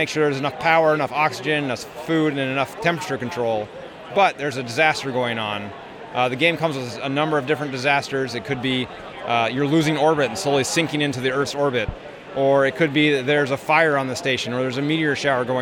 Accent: Salt Lake City, Utah, United States; I'm from Salt Lake City.

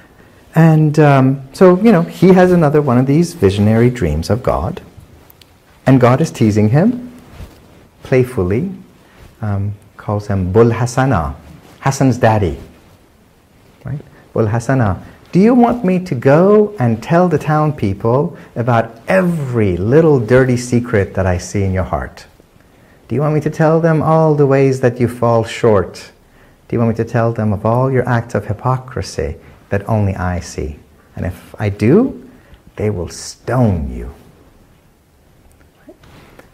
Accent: Isfahan, Iran; from my hometown

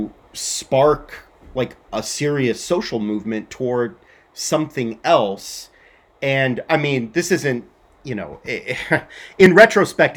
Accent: Southern California, United States; I grew up in Southern California.

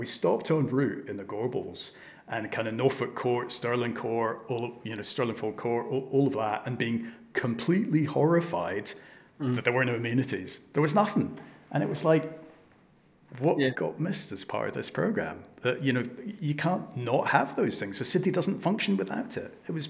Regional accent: Hong Kong; I was brought up in Hong Kong

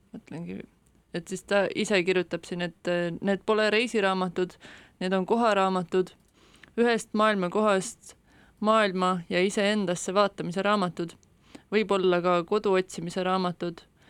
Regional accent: Estonia; ma olen siia sündinud

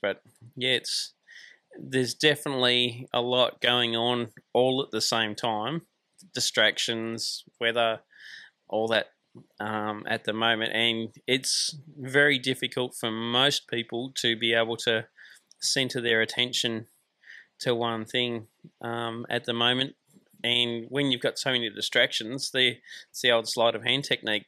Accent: Tasmania, Australia; moved away as an adult; I grew up in Tasmania, so it was a good chance to get out of Tasmania and explore Australia

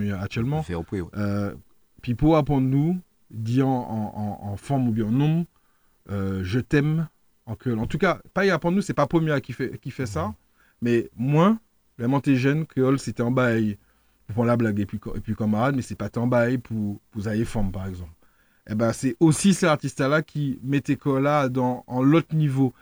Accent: France; moved away as an adult; now in Martinique; je suis né en France. Donc j'ai appris à parler créole très tard

